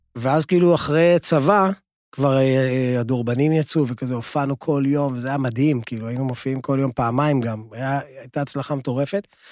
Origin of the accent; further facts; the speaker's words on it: Lod, Central District, Israel; אני נולדתי בלוד